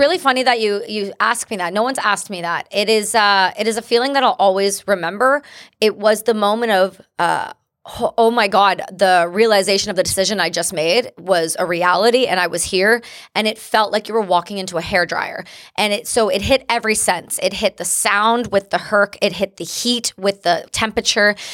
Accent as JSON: {"language": "English", "country": "Canada", "first_language": "English", "said": "I'm an English-speaking Canadian. my first language is English."}